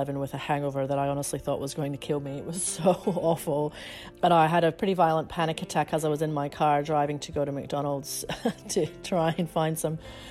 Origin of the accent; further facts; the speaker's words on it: Scotland, United Kingdom; When I was growing up in Scotland